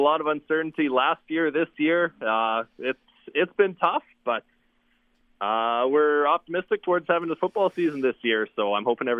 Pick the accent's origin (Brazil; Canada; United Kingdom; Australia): Canada; Regina, Saskatchewan; I grew up in Regina